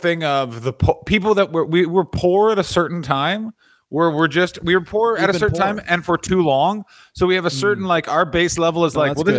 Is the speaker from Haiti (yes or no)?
no; Ottawa, Ontario, Canada; It is the junction of Carling and Richmond in Ottawa. … is playing in my hometown.